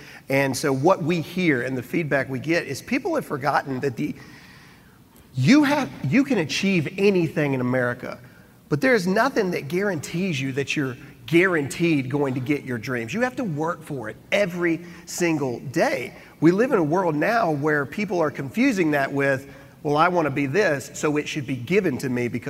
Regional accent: Mississippi, United States; I'm from Mississippi. We don't even close our lips together all the way when we talk.

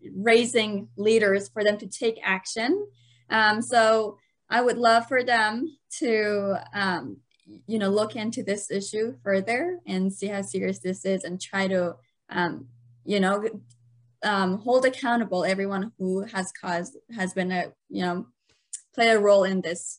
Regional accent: Afghanistan; now in United States; growing up in Afghanistan, our justice system was really non-existent

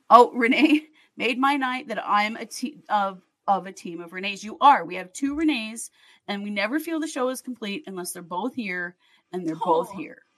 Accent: Wisconsin, Minnesota, Midwest, United States; now in Oakland, United States; I'm from Wisconsin, Minnesota.

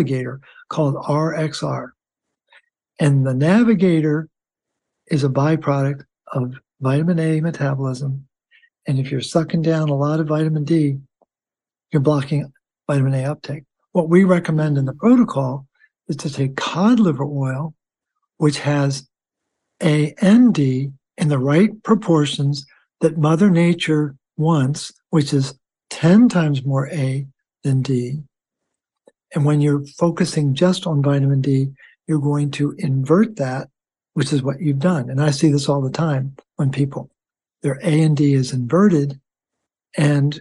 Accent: Baltimore, Maryland, United States; I'm from Baltimore, nicknames Baltimorely, worship at the altar of Hopkins

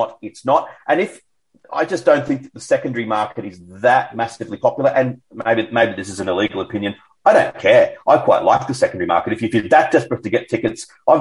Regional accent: Sydney, New South Wales, Australia; born or raised there

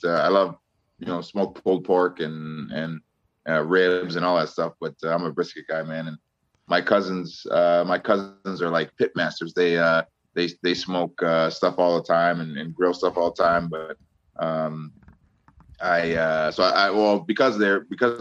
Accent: Osseo, Minnesota, United States; I grew up in Osseo

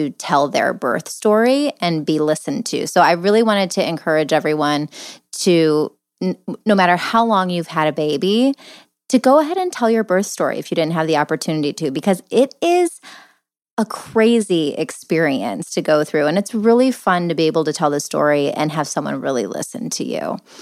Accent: Cleveland, Ohio, United States; I'm from Cleveland

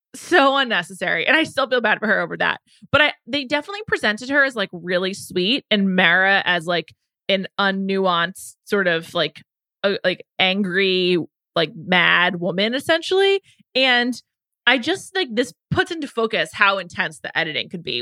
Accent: New York City, New York, United States; I'm from New York City, I'm from the Upper West Side

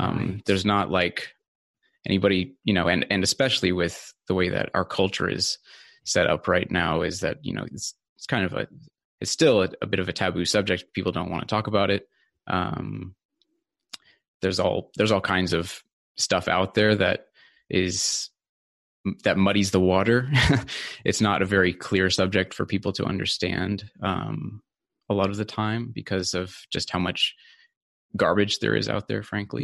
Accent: California, United States; moved away as an adult; also born or lived in Sweden; now in Australia; so I grew up in California, actually. Um, so that's where I lived for uh, the first uh, about 20 years of my life

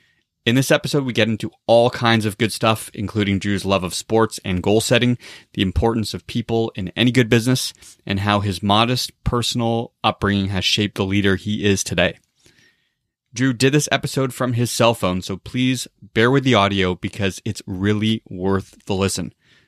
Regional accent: Toronto, Ontario, Canada; moved away; We're both originally from Toronto.

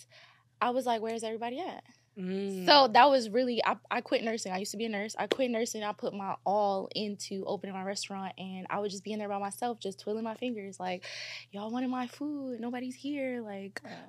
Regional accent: Baltimore, Maryland, United States; moved away as an adult; now in Los Angeles, United States; I'm from Baltimore, Maryland, but I've been in L.A. for about 9 years now

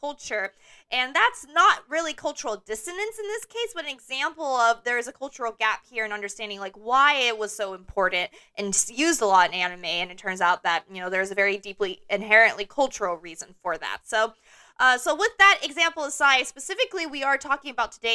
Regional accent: United States; all three of us here growing up as Asian American

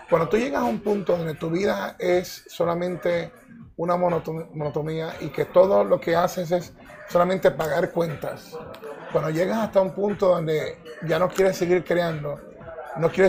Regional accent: Ecuador; also born or lived in Puerto Rico; Y yo soy, me considero ecuatoriano y puertorriqueño.

